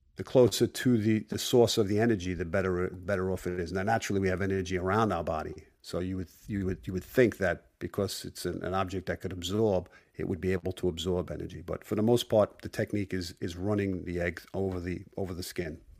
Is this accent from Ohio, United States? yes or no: no; Brooklyn, New York, United States; growing up in Brooklyn, when I was about seven years of age